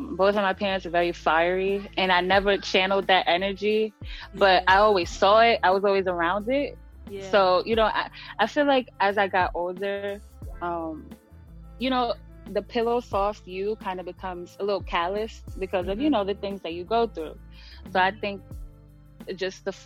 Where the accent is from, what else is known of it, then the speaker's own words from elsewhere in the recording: New York City, New York, United States; growing up in the Bronx